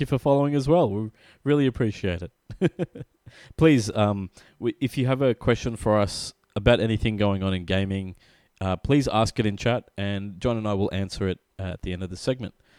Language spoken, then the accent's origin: English; Australia; We are from Australia